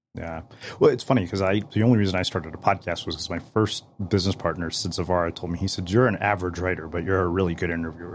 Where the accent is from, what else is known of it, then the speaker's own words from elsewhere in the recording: India; also born or lived in Berkeley, California; now in United States; I'm an Indian immigrant, you know, who went to Berkeley as well